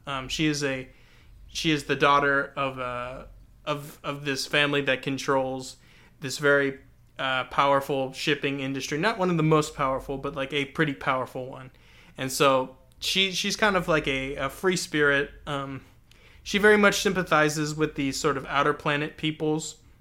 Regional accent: Texas, United States; my own Texan-ness

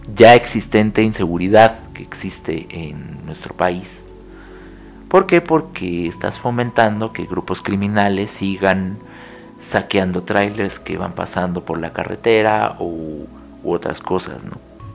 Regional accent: Mexico; somos 130 millones de mexicanos viviendo en este país

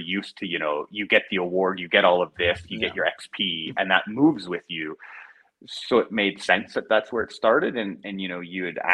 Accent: Canada; moved away as an adult; I'm Canadian

